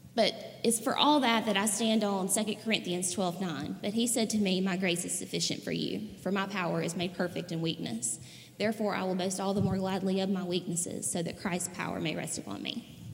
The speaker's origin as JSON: {"language": "English", "town": "Raleigh", "region": "Mississippi", "country": "United States", "said": "I'm from Raleigh, Mississippi"}